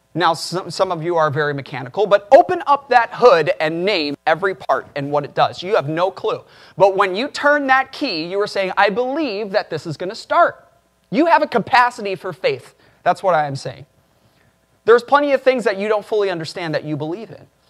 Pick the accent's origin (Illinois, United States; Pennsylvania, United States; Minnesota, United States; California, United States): Illinois, United States; Chicago; I grew up in Chicago